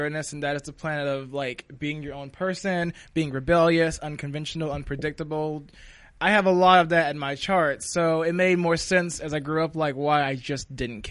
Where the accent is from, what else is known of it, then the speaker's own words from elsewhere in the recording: North Carolina, United States; I grew up in North Carolina, so in a very small town in the South